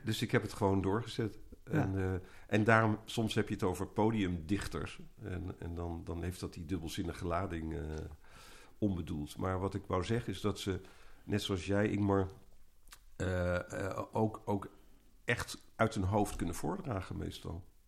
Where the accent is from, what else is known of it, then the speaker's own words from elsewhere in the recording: Eindhoven, North Brabant, Netherlands; in mijn jeugd in Eindhoven